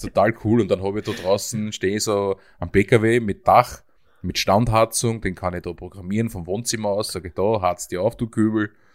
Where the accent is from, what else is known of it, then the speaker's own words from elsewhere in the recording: Höllental, Lower Austria, Austria; ich komme da aus dem Gebiet, das kennen jetzt sicher alle Österreicher, das Höllental aus den Nachrichten